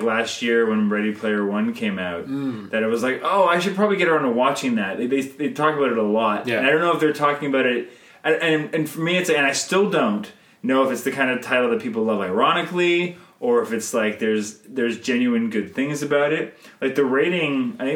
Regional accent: Canada; I'm Canadian filmmaker

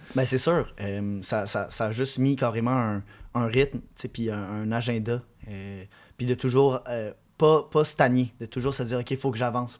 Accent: Quebec, Canada; je disais que je venais du Québec, puis là, le monde, il aimait mon accent anglais

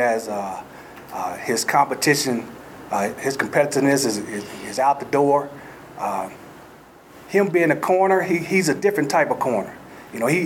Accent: Texas, United States; moved away as an adult; now in Boulder, United States; I'm from Texas

